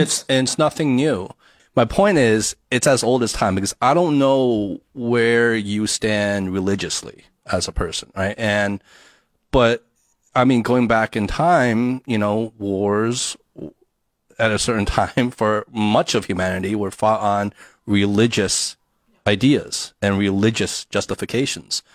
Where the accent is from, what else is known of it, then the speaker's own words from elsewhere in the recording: United States; growing up in the States